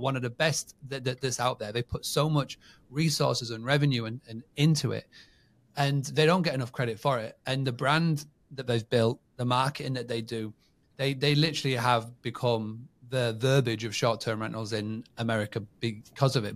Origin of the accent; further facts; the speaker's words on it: England, United Kingdom; born and bred in England